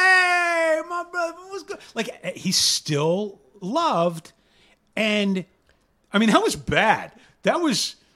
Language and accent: English; Tampa, Florida, United States; I grew up in South Tampa